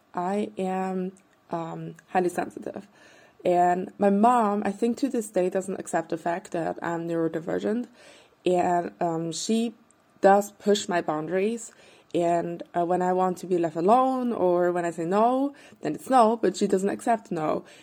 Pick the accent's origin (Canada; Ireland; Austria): Austria; Vienna; I'm from Vienna, Austria